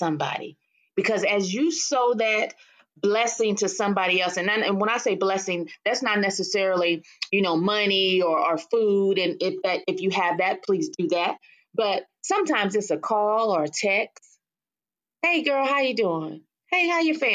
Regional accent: Waco, Texas, United States; I'm from Waco, Texas

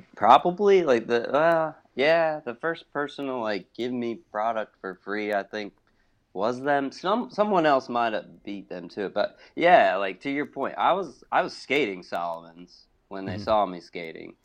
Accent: Hoover, Alabama, United States; also born or lived in Champaign, Illinois / Pittsburgh, Pennsylvania; now in Atlanta, United States; I grew up in Hoover, Alabama

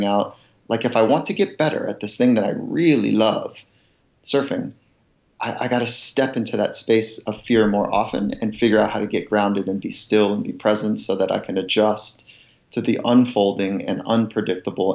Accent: Southern California, United States; also born or lived in Virginia; I grew up in Southern California and, I didn't really fit here because I was born on a farm in Virginia

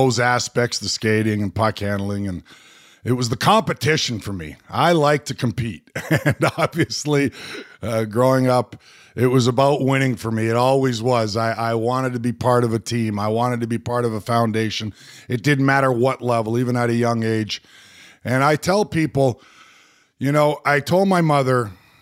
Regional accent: Edmonton, Alberta, Canada; also born or lived in Windsor, Ontario; I grew up in Edmonton, Alberta, Western Canada. I was born in Windsor, Ontario, but I always say I'm from out west

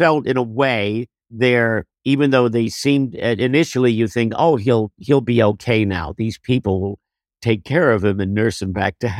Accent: Jersey City, New Jersey, United States; also born or lived in Rutherford, New Jersey; after high school, we moved to Rutherford. But yes, I grew up in Jersey City.

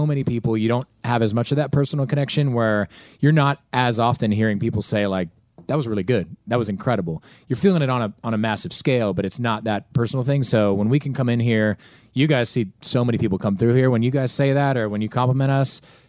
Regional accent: Pittsburgh, Pennsylvania, United States; You know, we played in my hometown, Pittsburgh. We played at Heinz Field. Dream come true.

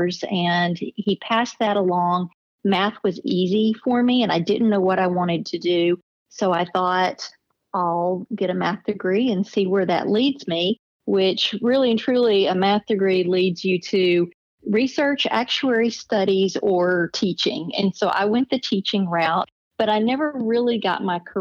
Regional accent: Stephenville, Texas, United States; moved away as an adult; also born or lived in Rockwall, Texas / Austin, Texas; now in Tulsa, United States; I was born and raised in Texas, mostly North Central Texas

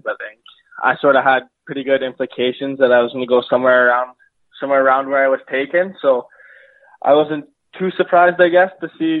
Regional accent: Langley, British Columbia, Canada; Langley, BC.

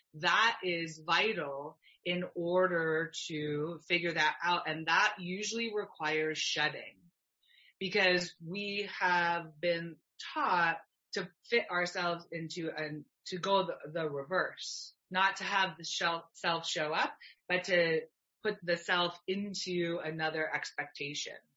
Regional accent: Canada; I'm Canadian, I love being Canadian

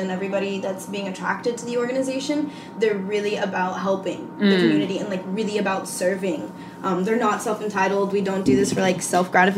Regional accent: Hawthorne, California, United States; I grew up in Hawthorne.

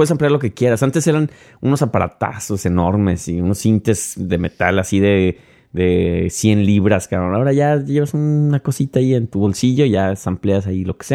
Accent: Mexico; moved away; Soy mexicano, man. Eso no es, viene ya en mi sangre.

